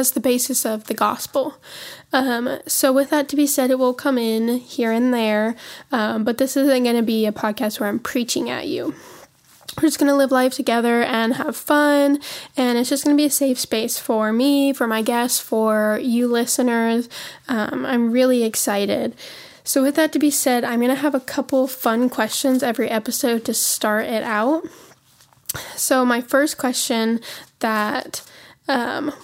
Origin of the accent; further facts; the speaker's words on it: Montana, United States; moved away as an adult; now in Tennessee, United States; We live in Tennessee. We are from Montana, though.